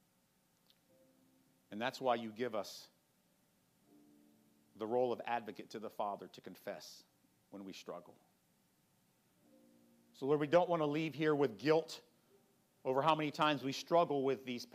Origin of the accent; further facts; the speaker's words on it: United States; American Christians